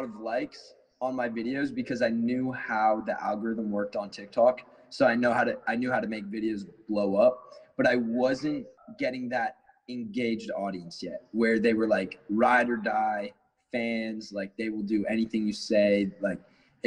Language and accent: English; Cobourg, Ontario, Canada; now in Los Angeles, United States; I'm from outside of Toronto. It's about an hour and a half east. It's called Coburg, very small town